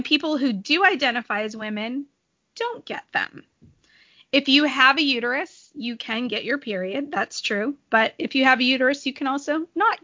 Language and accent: English; San Diego, California, United States; I grew up in San Diego and the beach was a very big part of my childhood